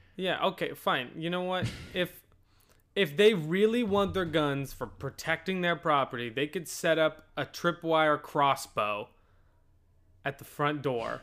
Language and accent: English; United States; We're American.